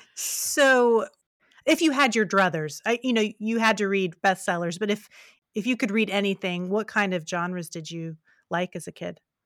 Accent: West Virginia, United States; moved away; also born or lived in Kentucky; I'm from West Virginia, my family's from West Virginia, I lived in rural Kentucky for a while

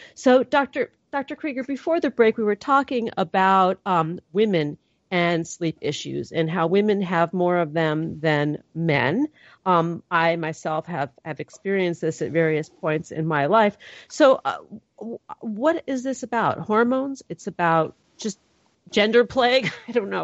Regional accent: California, United States; I'm from California. My people might have a, smoke a little pot

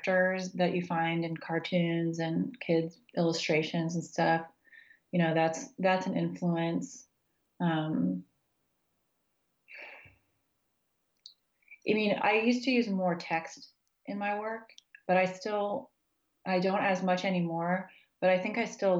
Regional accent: United States; moved away as an adult; also born or lived in Texas / Kansas / New Mexico; now in Charlottesville, United States; I grew up in Texas and Kansas, and I finished undergrad in New Mexico.

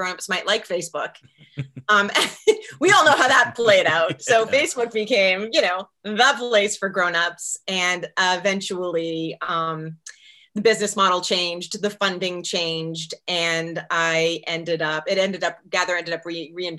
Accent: Boston, Massachusetts, United States; moved away as an adult; also born or lived in Portland, Maine / Raleigh, North Carolina; I'm from Boston, born and bred

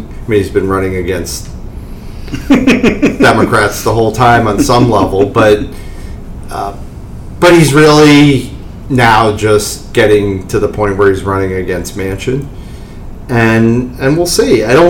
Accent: Maryland, United States; Maryland, my home state.

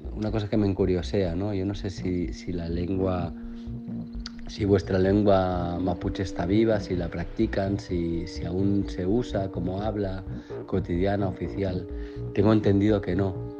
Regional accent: Catalonia, Spain; first language Catalan; Spanish is a second language; mi lengua nativa en realidad es el catalán

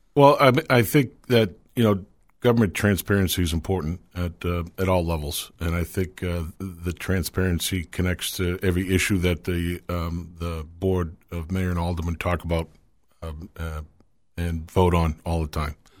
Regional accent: Manchester, New Hampshire, United States; I grew up here in Manchester. Uh, been living here my whole life.

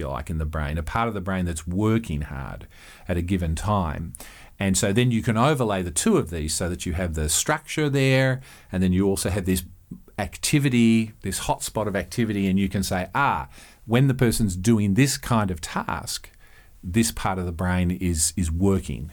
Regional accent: Australia; moved away as an adult; now in Eugene, United States; I'm Australian

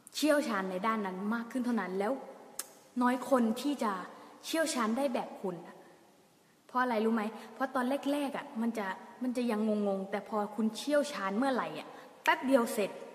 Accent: Thung Song, Nakhon Si Thammarat, Thailand; เด็กใต้ไง เด็กทุ่งสงไง

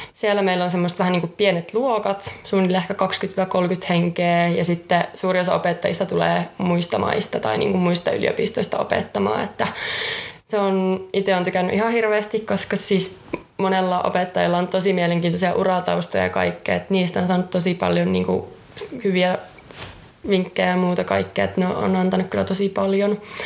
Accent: Jyväskylä, Central Finland, Finland; Oon ihan alun perin Jyväskylästä

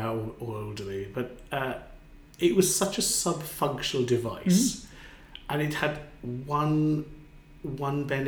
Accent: Wales, United Kingdom; growing up in Wales in the 70s

